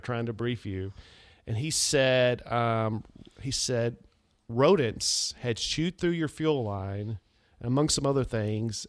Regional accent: United States; my hometown for the Wilson County Livestock Association

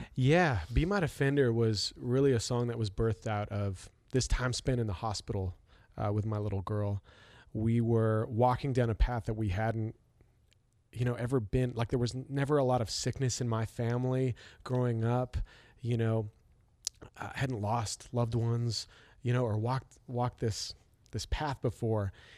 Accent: Canada; I'm from Canada

